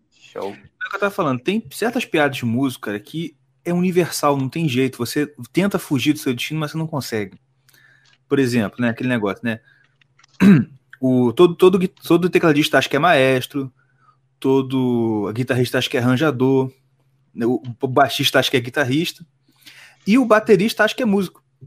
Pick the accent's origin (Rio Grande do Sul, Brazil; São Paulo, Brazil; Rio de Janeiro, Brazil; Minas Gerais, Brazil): Rio de Janeiro, Brazil; Nova Iguaçu; eu nasci em Nova Iguaçu